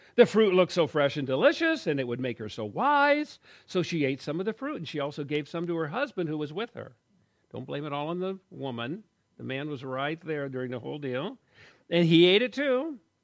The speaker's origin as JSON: {"language": "English", "country": "United States", "said": "I'm an American guy, rugged individualist"}